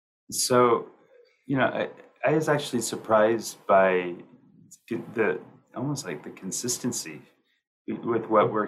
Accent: Colorado, United States; I'm from Colorado, and I was born and raised here.

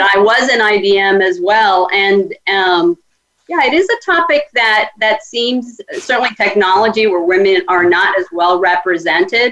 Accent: Cuba; now in United States; I'm Hispanic. I was born in Cuba and came to the United States.

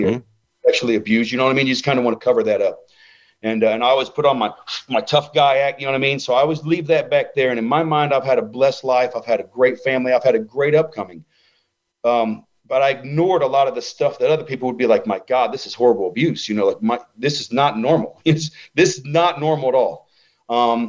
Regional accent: Ohio, United States; I'm a nerd from Ohio

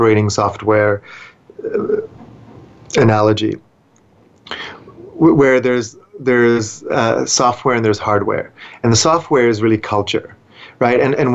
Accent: Vancouver, British Columbia, Canada; I grew up in Vancouver

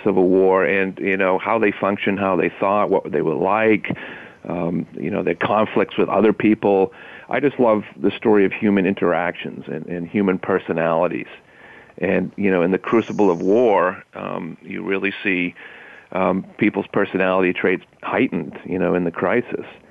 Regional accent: Maine, United States; born or raised there

